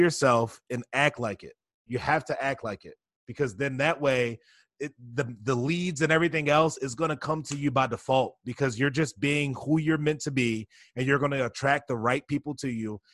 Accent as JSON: {"language": "English", "town": "Baltimore", "region": "Maryland", "country": "United States", "tie": "born or raised there", "said": "I was born and raised down in Baltimore, Maryland"}